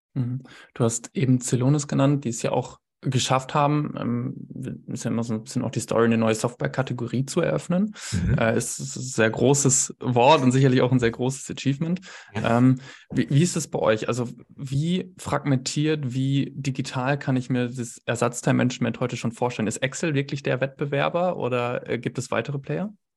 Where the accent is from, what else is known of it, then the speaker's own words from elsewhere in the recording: Bielefeld, North Rhine-Westphalia, Germany; das darf ich als Bielefelder sagen